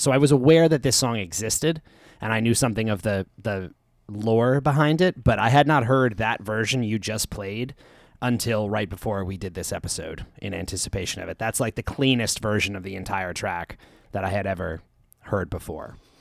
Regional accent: Long Island, New York, United States; I grew up on Long Island

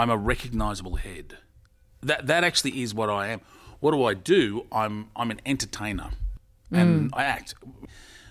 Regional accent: Australia; also born or lived in Sweden; I came back from living overseas, I don't know, 27 years ago. I was in Sweden for a year and came back because I couldn't get acting work over there because, you know, Swedish wasn't my first language. So I had a girlfriend and over there, but I went, I have to go back to Australia

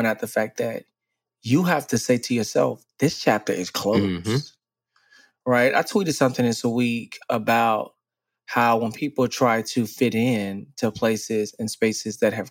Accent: Dallas, Texas, United States; moved away as an adult; I grew up in Dallas, born and raised

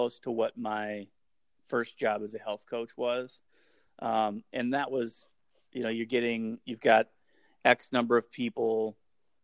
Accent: Iowa, United States; moved away as an adult; also born or lived in Minneapolis, Minnesota; we moved to Minneapolis from Iowa

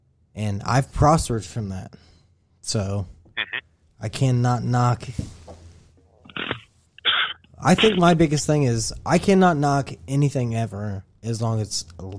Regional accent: United States; I'm glad I'm American. I'm glad that my family immigrated from Ireland over here

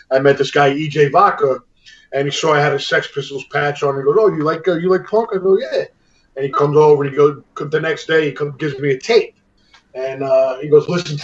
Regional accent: New York City, New York, United States; also born or lived in Astoria, Queens; I grew up in Jackson Heights, like Danny.

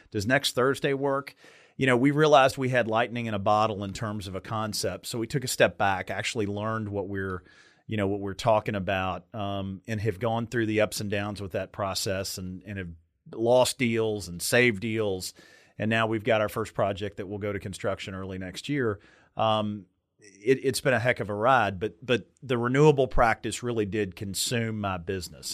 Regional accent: Meade County, Kentucky, United States; I grew up in Meade County, Kentucky

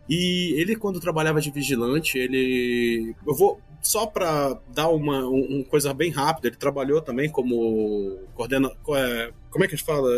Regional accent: Manaus, Amazonas, Brazil; also born or lived in Ceará, Brazil; moro em Manaus, apesar de que sou cearense de nascimento, mas vim para cá muito cedo, então a minha vida sempre foi dividida entre o norte e o nordeste

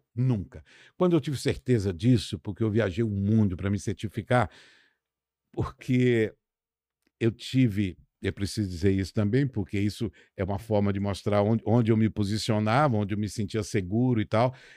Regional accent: Pedra Azul, Minas Gerais, Brazil; Eu sou de Pedra Azul, uma cidade linda e tal, rodeada de pedras

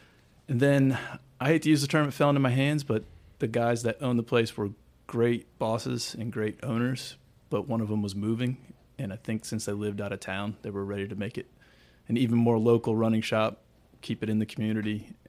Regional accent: Illinois, United States; from Illinois.

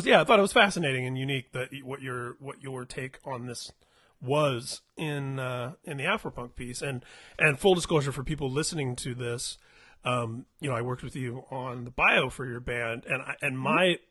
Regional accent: Indianapolis, Indiana, United States; moved away as an adult; now in California, United States; growing up in Indianapolis of all places

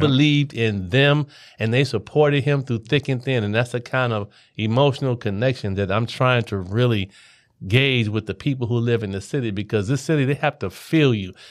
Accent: Cincinnati, Ohio, United States; Cincinnati, Ohio, uh, born and raised

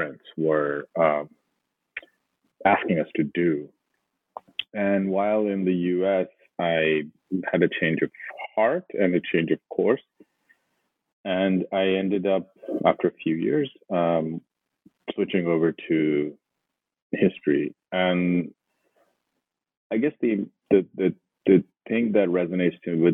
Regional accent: Lahore, Punjab, Pakistan; moved away as an adult; now in United States; I grew up and I was born and raised in Pakistan, in Lahore

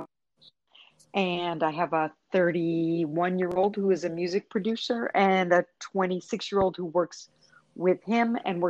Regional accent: New York, United States; also born or lived in Virgin Islands; now in Puerto Rico; Well, I've lived in Puerto Rico 31 years, but I was originally from New York, lived in other Caribbean islands, the Virgin Islands

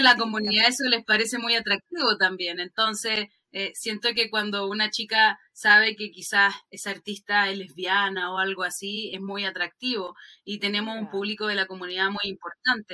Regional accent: Chile

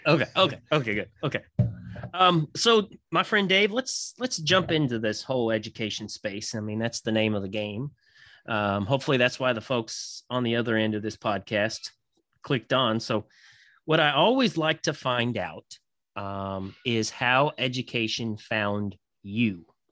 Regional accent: Kentucky, United States; I'm from Kentucky.

